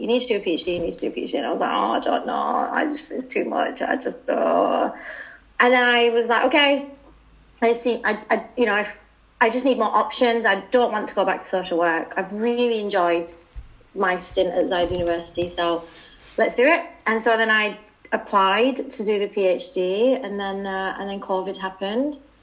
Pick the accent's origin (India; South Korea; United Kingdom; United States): United Kingdom; accent: British; moved away; I think I'm the only British person in Alcor.